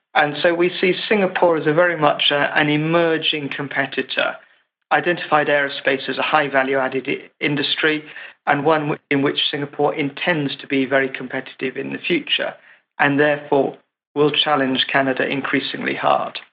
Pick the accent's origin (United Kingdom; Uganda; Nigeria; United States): United Kingdom; England; as an Englishman